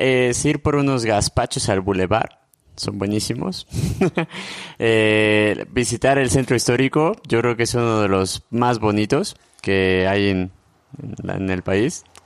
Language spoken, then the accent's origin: Spanish; Morelia, Michoacán, Mexico; soy de Morelia.